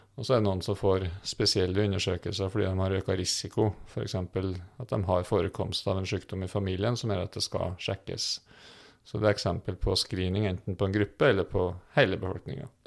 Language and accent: Norwegian; Trøndelag, Norway; now in Fredrikstad, Norway; om du bor i Nord-Trøndelag, der jeg kommer fra